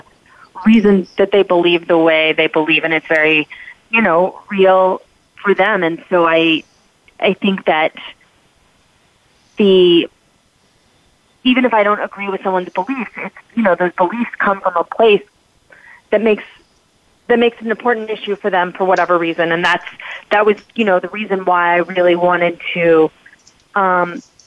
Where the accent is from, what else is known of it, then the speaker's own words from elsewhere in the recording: Texas, United States; moved away as an adult; also born or lived in New York; from Texas originally. I live in Texas again. I just recently moved back here. And so I grew up in a place with similar values